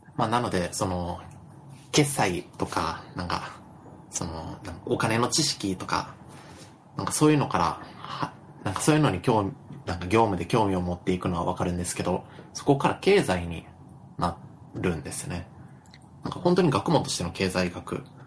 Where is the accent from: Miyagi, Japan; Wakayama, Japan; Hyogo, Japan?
Wakayama, Japan; moved away as an adult; also born or lived in Tokyo; 僕の実家で住んでる